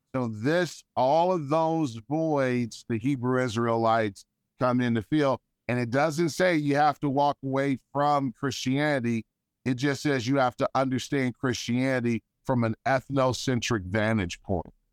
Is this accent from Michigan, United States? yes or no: yes; Detroit, Michigan, United States; a kid growing up in Detroit